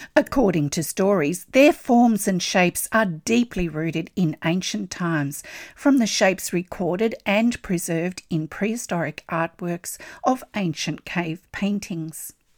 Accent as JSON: {"language": "English", "country": "Australia", "said": "I'm an Australian textile artist"}